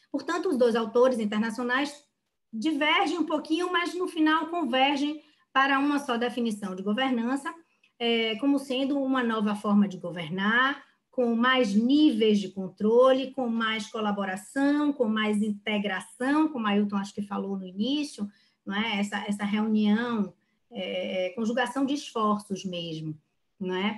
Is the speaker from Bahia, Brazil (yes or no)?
yes; Bahia, Brazil; eu, como boa baiana